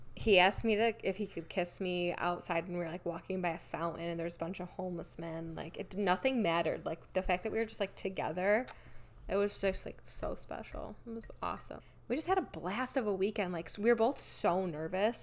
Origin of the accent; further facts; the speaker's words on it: Rochester, New York, United States; moved away as an adult; now in Cleveland, United States; I'm from Rochester